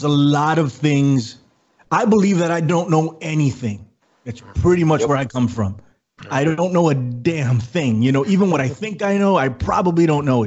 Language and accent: English; New York City, New York, United States; I am from the Bronx, New York City. Born and raised